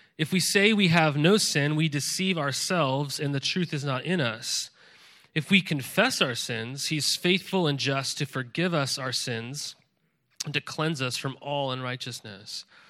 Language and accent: English; Montana, United States; moved away as an adult; also born or lived in California; now in Willamette Valley, Oregon, United States; I grew up in Montana, and I would go fly fishing the Missouri River often